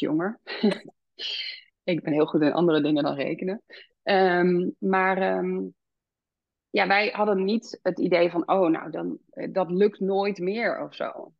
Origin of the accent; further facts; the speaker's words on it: Amsterdam, North Holland, Netherlands; moved away as an adult; now in Ede, Netherlands; wij woonden altijd in Amsterdam. En we zijn echt Amsterdammers, zeg maar, die uh, verhuisd zijn naar de natuur.